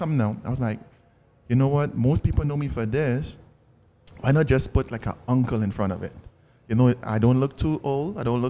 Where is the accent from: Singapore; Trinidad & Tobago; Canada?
Trinidad & Tobago; accent: Trini; now in United States; from Trinidad and Tobago.